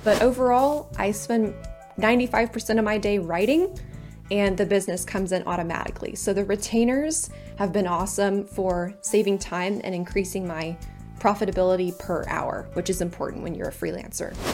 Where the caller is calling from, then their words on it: San Antonio, Texas, United States; I am calling in from, um, I'm in the U S A. I'm in, uh, San Antonio, Texas